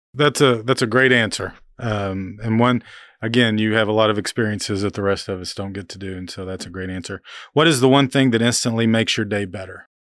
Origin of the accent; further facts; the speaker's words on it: Oklahoma, United States; growing up in Oklahoma, uh, in the seventies as a, as a kid